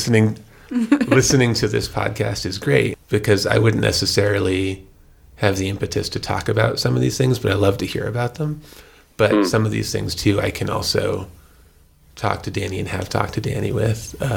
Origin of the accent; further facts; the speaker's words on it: New Mexico, United States; growing up in New Mexico